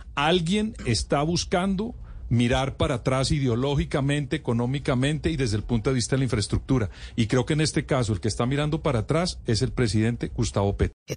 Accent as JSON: {"language": "Spanish", "region": "Bogotá", "country": "Colombia", "said": "como bogotano, como habitante de la capital del país"}